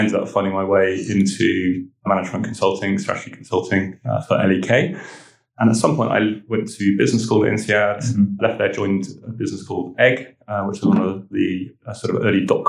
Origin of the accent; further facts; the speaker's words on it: Weymouth, South West England, United Kingdom; born there; also born or lived in Italy; I was born in Weymouth. My father was in the Navy. And so with mum and my two brothers, we sort of moved around the country a bit and in later life lived in Italy and a few other